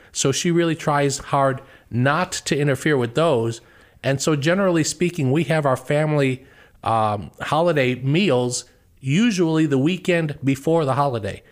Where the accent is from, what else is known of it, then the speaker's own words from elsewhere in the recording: Chicago, Illinois, United States; moved away as an adult; now in Ohio, United States; we were Bears fans growing up in Chicago.